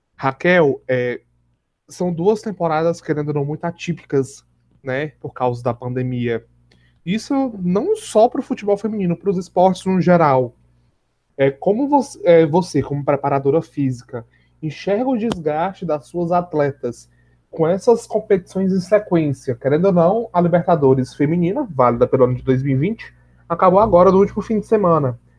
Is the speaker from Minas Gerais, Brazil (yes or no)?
no; Ceará, Brazil